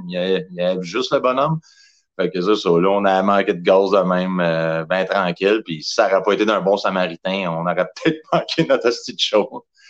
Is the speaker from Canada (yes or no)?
yes; Saint-Hyacinthe, Quebec, Canada; je viens de Saint-Hyacinthe